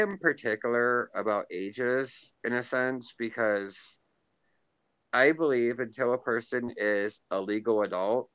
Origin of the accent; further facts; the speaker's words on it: Pennsylvania, United States; now in Kansas, United States; I grew up in Pennsylvania, which is like northeastern side of the United States, and we had a lot of snow.